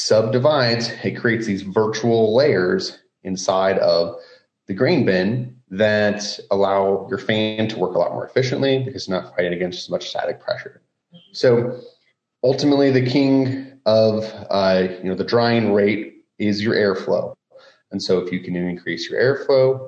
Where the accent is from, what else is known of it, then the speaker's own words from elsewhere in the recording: Roland, Iowa, United States; I grew up in the Midwest, actually a small town here in central Iowa, Roland.